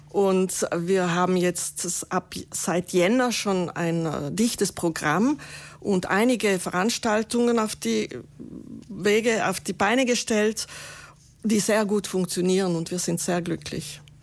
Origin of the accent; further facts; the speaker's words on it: Ladinia, Italy; first language Ladin; German is a second language; es ist unsere Muttersprache und äh, man wird einfach da zufällig hineingeboren